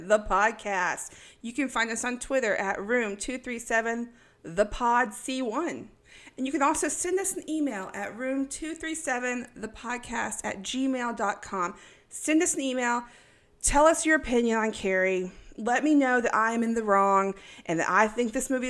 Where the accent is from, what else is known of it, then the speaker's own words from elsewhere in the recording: East Texas, United States; I'm from East Texas